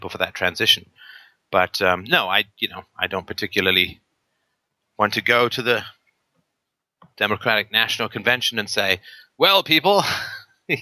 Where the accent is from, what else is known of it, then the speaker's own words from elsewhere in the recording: England, United Kingdom; also born or lived in Ireland; I was born in Ireland, but I grew up in England in the 70s.